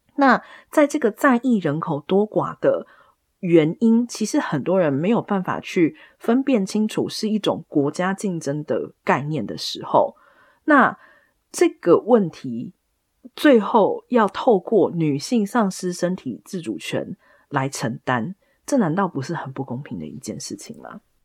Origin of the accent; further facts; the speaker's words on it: Taiwan; 我们在台湾长大的人